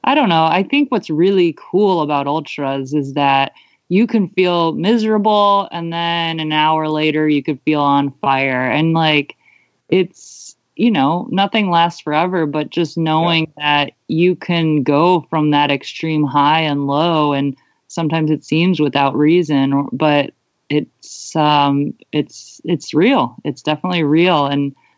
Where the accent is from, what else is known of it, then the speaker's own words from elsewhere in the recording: Cleveland, Ohio, United States; also born or lived in Melbourne, Australia; That's where I'm from. Like, I'm from Cleveland originally